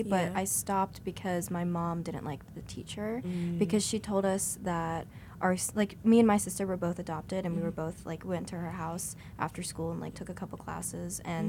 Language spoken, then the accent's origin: English; Philadelphia, Pennsylvania, United States; also born or lived in Hunan, China; I go to Loyola. I'm from Philadelphia.